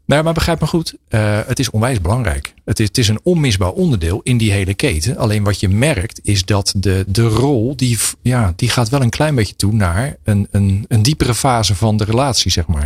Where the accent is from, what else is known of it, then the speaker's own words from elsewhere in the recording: Pijnacker, South Holland, Netherlands; ik kom zelf uit Pijnakker.